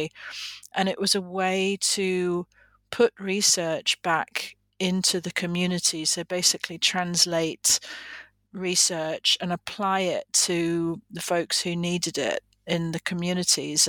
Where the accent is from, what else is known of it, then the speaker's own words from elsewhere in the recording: England, United Kingdom; moved away as an adult; now in United States; I am originally from England, but I've lived in the United States for, about 35 years now